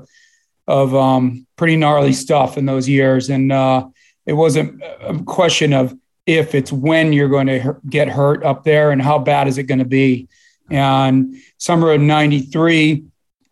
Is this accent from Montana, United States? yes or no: no; southern coastal Maine, United States; moved away; also born or lived in Boston, Massachusetts / Rhode Island; I was born in Boston, and I was raised in southern coastal Maine